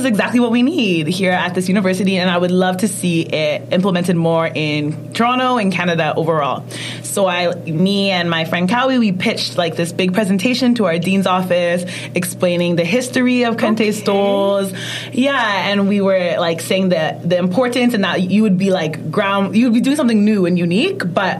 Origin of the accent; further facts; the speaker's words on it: Ghana; I know about kente stoles, like being Ghanaian.